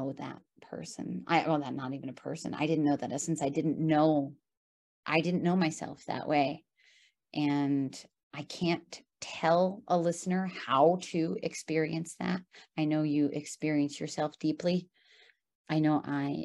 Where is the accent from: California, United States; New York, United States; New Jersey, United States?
New York, United States; I'm a New Yorker